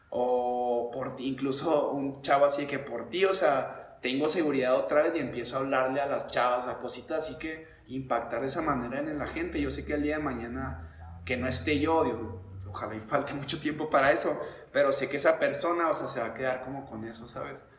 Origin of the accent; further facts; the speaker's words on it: Chihuahua, Mexico; moved away as an adult; also born or lived in Mexico City / Spain; salí de la casa a dedicarme al deporte a los 22, me fui un año a Ciudad de México y tío, casi cuatro a España y regresé a mis 26, 27 aquí a Chihuahua